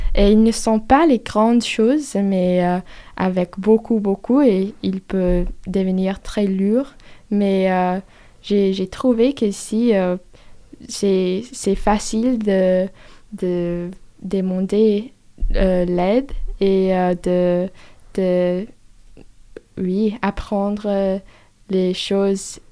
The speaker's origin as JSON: {"language": "French", "country": "United States", "second_language": "French", "moved": "as an adult", "lives_now": "France", "said": "Je suis américaine, je parle anglais"}